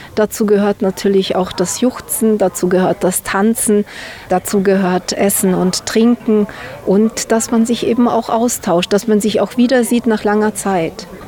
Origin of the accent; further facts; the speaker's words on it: Timișoara, Timiș County, Romania; moved away; also born or lived in Banat; ich bin in Temeswar geboren